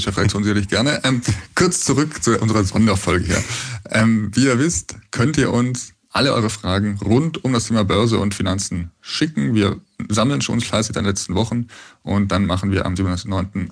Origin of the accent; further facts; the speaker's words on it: Bavaria, Germany; ich bin aus Bayern